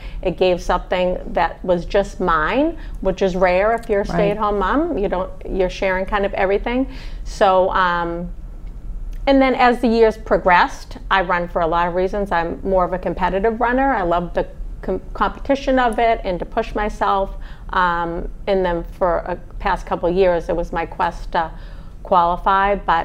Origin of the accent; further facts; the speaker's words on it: New England, United States; growing up in New England